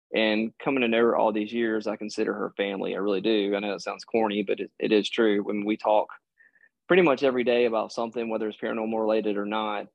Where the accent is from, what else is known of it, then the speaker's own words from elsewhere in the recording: Mississippi, United States; I grew up in Mississippi